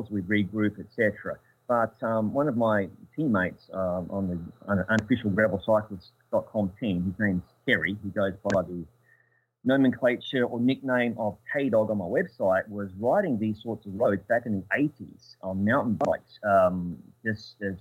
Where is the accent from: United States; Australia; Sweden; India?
Australia; Adelaide, South Australia; my hometown, which is Adelaide in South Australia